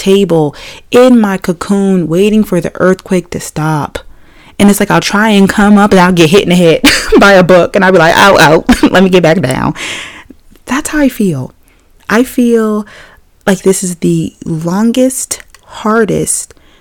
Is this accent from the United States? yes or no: yes; Maryland, United States; I'm from Maryland